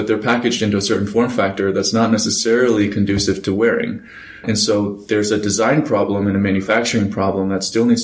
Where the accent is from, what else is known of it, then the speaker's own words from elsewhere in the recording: Iceland; moved away; I'm originally from Iceland